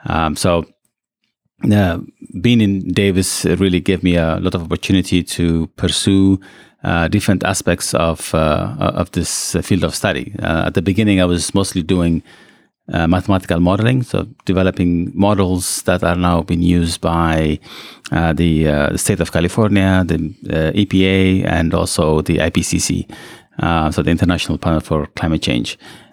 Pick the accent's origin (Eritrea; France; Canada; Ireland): Eritrea; also born or lived in Ethiopia; So I was born in Ethiopia, and then I grew up in Eritrea.